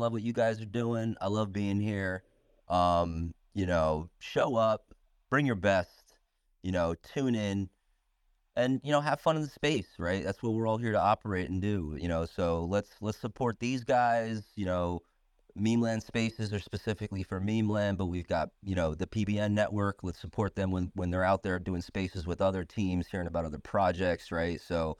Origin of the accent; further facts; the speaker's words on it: New York City, New York, United States; It's my backyard, so I'm excited for you guys to come to my hometown.